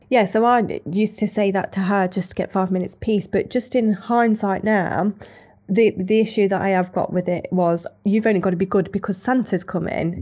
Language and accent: English; Leicester, East Midlands, United Kingdom; I'm from Leicester